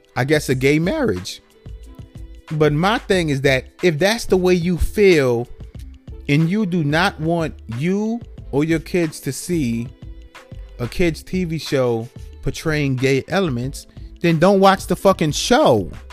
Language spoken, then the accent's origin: English; New York City, New York, United States; now in Atlanta, United States; me growing up in New York City, in the Bronx, New York, like New York City